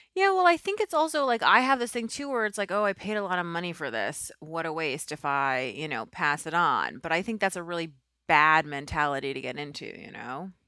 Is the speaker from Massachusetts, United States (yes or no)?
no; New York City, New York, United States; moved away as an adult; I'm from New York